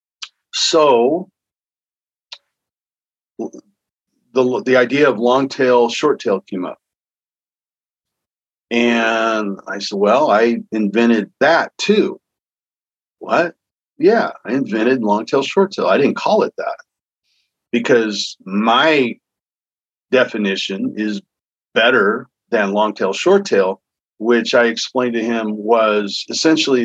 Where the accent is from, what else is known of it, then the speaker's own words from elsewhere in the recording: Hawthorne, California, United States; also born or lived in Torrance, California; I grew up in Hawthorne, and I thought we were South Bay